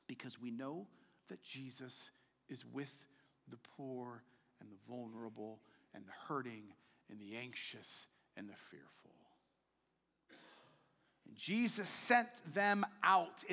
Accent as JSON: {"language": "English", "country": "United States", "said": "As an American"}